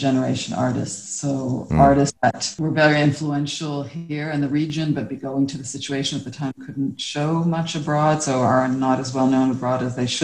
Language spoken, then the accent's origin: English; Toronto, Ontario, Canada; moved away as an adult; also born or lived in France; now in Prague, Czech Republic; I am Canadian, but from the English-speaking part of Canada, from Toronto.